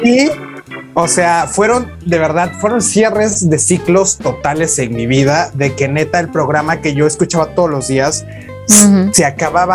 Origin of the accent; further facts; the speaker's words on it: same state as Huatulco, Oaxaca, Mexico; now in Huatulco, Mexico; me vengo a vivir de Huatulco, me voy eh, de mi vida, cierro mi círculo, cierro todo para empezar una vida nueva en un lugar nuevo. Ah, bueno, es aquí mismo en el estado